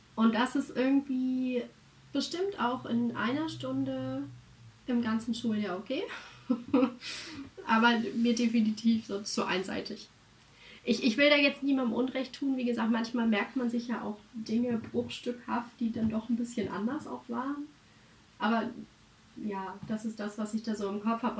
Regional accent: Germany; wir als Deutsche

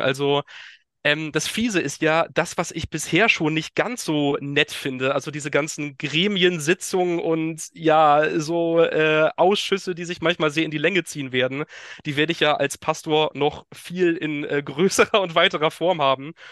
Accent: Teterow, Mecklenburg-Vorpommern, Germany; moved away as an adult; also born or lived in Hesse / Rostock / Kiel; now in Westerrönfeld, Germany; bin schon im Alter von sechs Jahren nach Mecklenburg-Vorpommern gezogen und da auch aufgewachsen. Also ähm, bin in Tetero, dem exakten geografischen Mittelpunkt von MacPom, aufgewachsen

